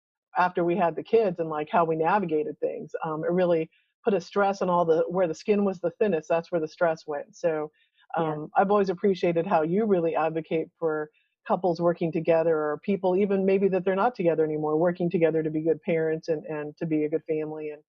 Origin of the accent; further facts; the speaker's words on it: Texas, United States; we're from Texas, so we kind of talk slow.